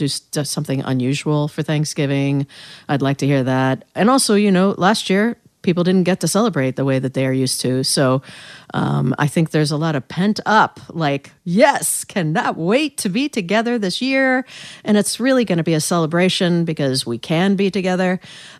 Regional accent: United States; also born or lived in North Carolina / Northern Indiana / York, Pennsylvania; now in Baltimore, United States; I didn't grow up here. I grew up in North Carolina and then Northern Indiana, although my family is from York, Pennsylvania.

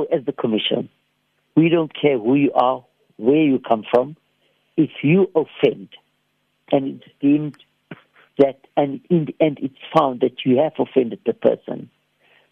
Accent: Cape Town, Western Cape, South Africa; I come from Bishop Lavis.

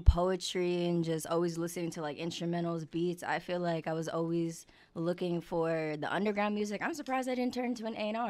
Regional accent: Long Island, New York, United States; moved away as an adult; also born or lived in Queens, New York; now in Los Angeles, United States; So I was born in Queens, but then I moved to Long Island. So I went to a Catholic high school.

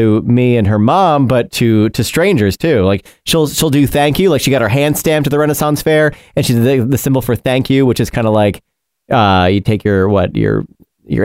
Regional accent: New York, United States; moved away; I grew up in New York

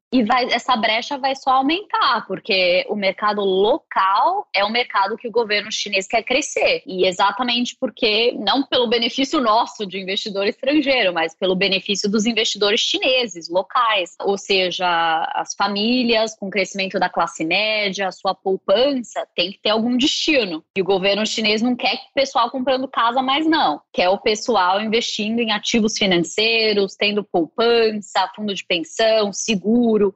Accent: São Paulo, Brazil; moved away as an adult; also born or lived in Singapore / Mexico / Switzerland; now in New York, United States; sou paulista, mas já moro nos Estados Unidos ou fora do Brasil há 20 anos, desde 2001.

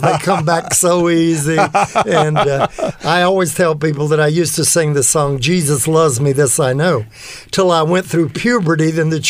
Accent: Tallahassee, Florida, United States; moved away as an adult; also born or lived in California; now in Los Angeles, United States; I was born in Tallahassee, Florida. And I'm seventh generation Floridian on my mother's side.

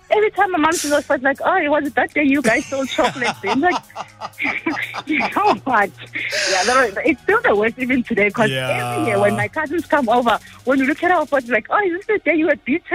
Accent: Johannesburg, Gauteng, South Africa; So I grew up living in Johannesburg, the CBD.

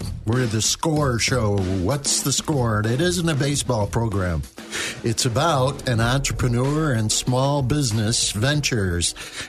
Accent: Attica, New York, United States; I grew up in Attica, New York

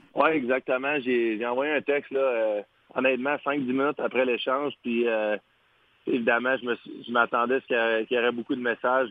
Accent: Quebec, Canada; en tant que Québécois

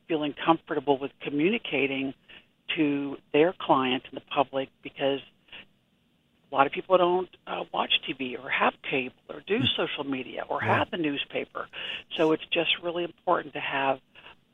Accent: Ohio, United States; moved away as an adult; also born or lived in Pennsylvania; now in Kansas, United States; born in Pennsylvania, but originally from Ohio, but I've been in Kansas since I was 21, so a long time

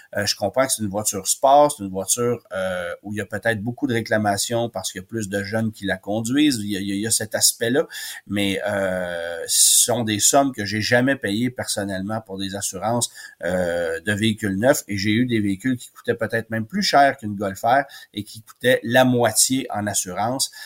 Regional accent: Quebec, Canada; chez nous au Québec

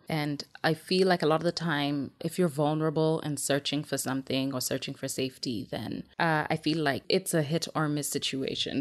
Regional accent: Kenya; I was born and raised in Kenya

